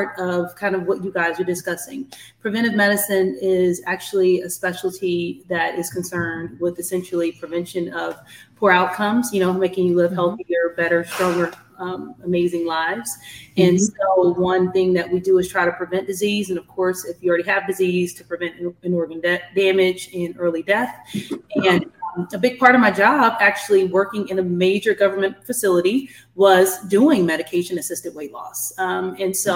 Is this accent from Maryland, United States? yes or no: no; Kansas City, Missouri, United States; moved away as an adult; now in Atlanta, United States; I am clearly from Kansas City, Missouri, but I reside in Atlanta